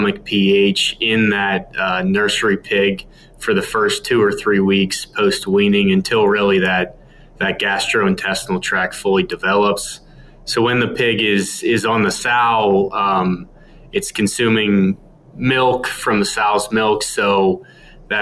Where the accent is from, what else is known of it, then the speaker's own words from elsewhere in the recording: Pennsylvania, United States; moved away as an adult; now in Kansas, United States; I'm originally from Pennsylvania